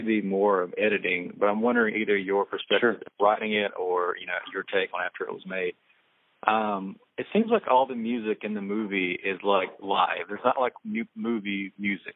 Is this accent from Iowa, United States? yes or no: no; Greensboro, North Carolina, United States; also born or lived in Winston-Salem, North Carolina / Wilmington, North Carolina; I'm from North Carolina